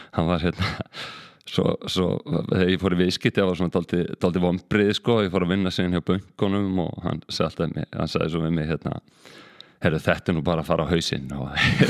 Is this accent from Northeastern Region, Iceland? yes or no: no; Reykjavík, Capital Region, Iceland; ég er bara stoltur, stoltur reykingigur hérna fættur auðbalinn hér og hérna já, bara sem sagt ólst upp í Norðumýrinni